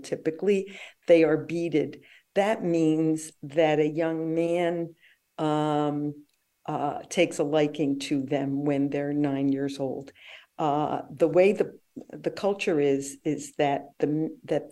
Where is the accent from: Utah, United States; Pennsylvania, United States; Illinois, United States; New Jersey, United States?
New Jersey, United States; Paterson; I grew up in Paterson, New Jersey